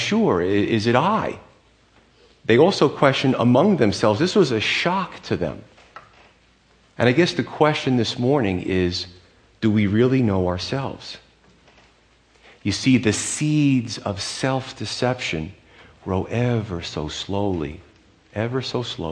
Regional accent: United States; As American men

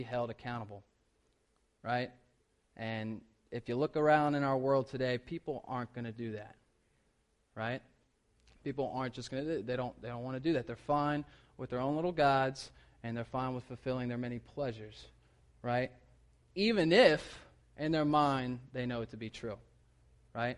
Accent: South Carolina, United States; moved away; I'm from South Carolina

